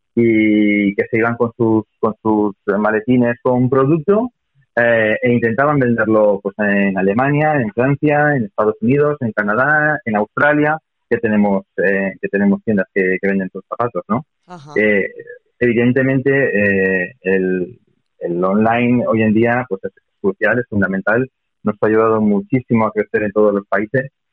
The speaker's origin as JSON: {"language": "Spanish", "region": "Basque Country", "country": "Spain", "said": "soy vasco"}